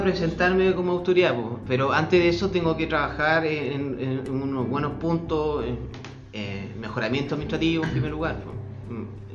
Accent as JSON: {"language": "Spanish", "area": "Colchagua", "region": "O'Higgins", "country": "Chile", "said": "Soy corchagüino"}